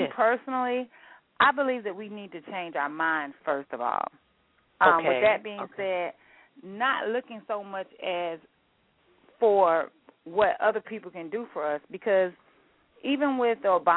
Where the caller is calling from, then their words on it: Jacksonville, Florida, United States; I'm actually calling from Jacksonville, Florida